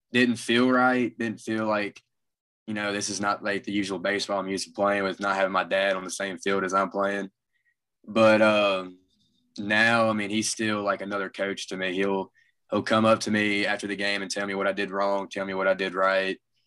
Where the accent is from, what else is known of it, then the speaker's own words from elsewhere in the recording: Olive Branch, Mississippi, United States; also born or lived in Southaven, Mississippi; I've grown up here in Olive Branch